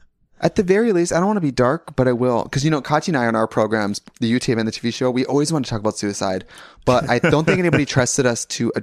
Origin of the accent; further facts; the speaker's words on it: Wisconsin, United States; But I'm from Wisconsin. But I'm from Wisconsin, and my body's like, okay, you're 29 now.